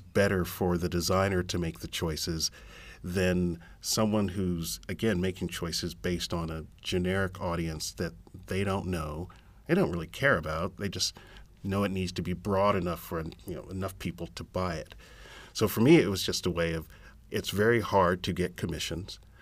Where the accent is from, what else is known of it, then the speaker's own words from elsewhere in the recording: San Antonio, Texas, United States; I'm from San Antonio